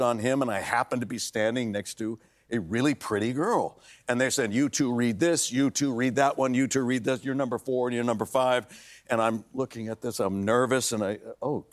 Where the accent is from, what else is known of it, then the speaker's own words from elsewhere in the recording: Los Angeles, California, United States; I was born and raised in Los Angeles